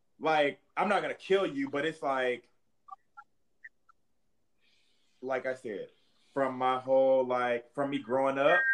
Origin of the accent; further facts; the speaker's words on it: Indiana, United States; growing up in Indiana, the culture that I've seen